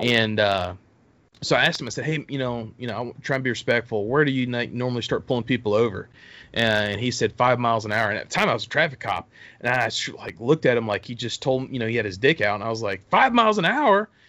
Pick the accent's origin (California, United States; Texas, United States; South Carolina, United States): Texas, United States; born or raised there; now in Alabama, United States